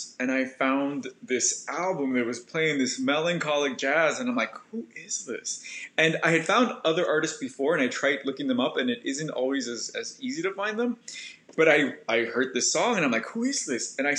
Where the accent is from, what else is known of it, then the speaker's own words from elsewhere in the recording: Los Angeles, California, United States; moved away; I'm from the downtown area